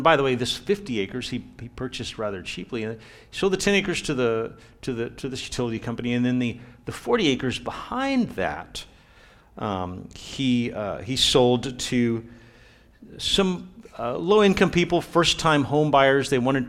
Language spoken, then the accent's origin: English; Brownsville, Texas, United States; I grew up in Brownsville, Homer Hanna High, 18 years old. I graduated and left, and I was gone for a long time.